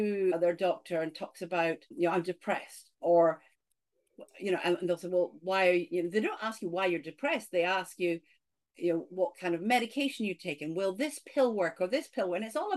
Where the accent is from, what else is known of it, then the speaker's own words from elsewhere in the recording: Scotland, United Kingdom; accent: Scottish; I grew up in Scotland